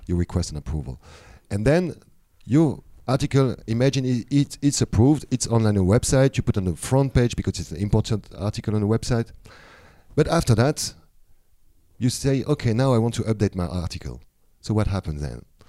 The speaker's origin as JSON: {"language": "English", "country": "France", "moved": "yes", "lives_now": "Thailand", "said": "I'm coming from France originally, but now I'm living in Thailand"}